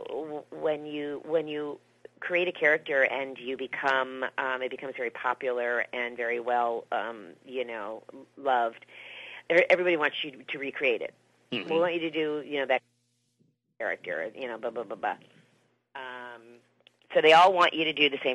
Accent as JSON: {"language": "English", "town": "Miami", "region": "Florida", "country": "United States", "moved": "as an adult", "lives_now": "Los Angeles, United States", "said": "I'm from Miami, Florida, so I was in theater, so I did theater and in school and stuff. That's what I did there. And then I came out here to L.A. when I was probably like 22 or 23"}